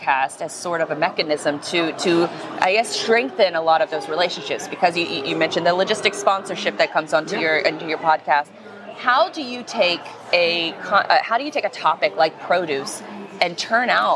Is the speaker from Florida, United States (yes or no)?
yes; Florida, United States; I'm from Florida